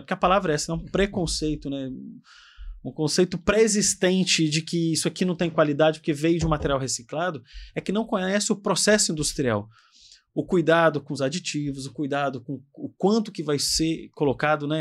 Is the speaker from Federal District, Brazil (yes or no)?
yes; Brasília, Federal District, Brazil; a gente lá de Brasília, porque eu sou de Brasília